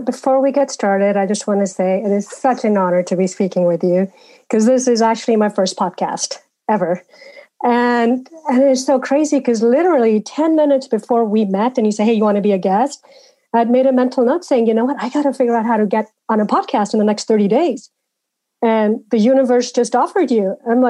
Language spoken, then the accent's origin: English; Malawi; also born or lived in India; now in United States; I grew up in Africa, Malawi, in India, and sort of, you know, that's sort of where my early childhood and living was. Then I came to the U.S.